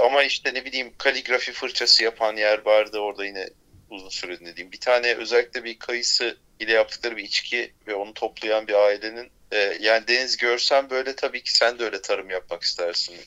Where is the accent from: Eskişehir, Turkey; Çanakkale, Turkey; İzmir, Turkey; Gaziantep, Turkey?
Çanakkale, Turkey; Bozcaada; bizim oralar Bozcaada